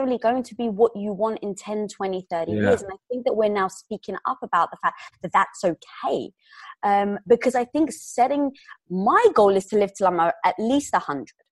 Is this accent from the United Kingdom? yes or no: yes; London, United Kingdom; moved away as an adult; now in Los Angeles, United States; Growing up in London